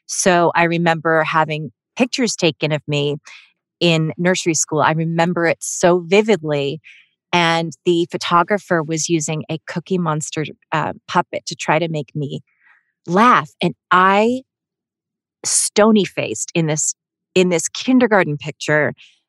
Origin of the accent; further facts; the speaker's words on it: Melbourne, Victoria, Australia; born there; I was born in Melbourne, Australia, but I'm not Australian.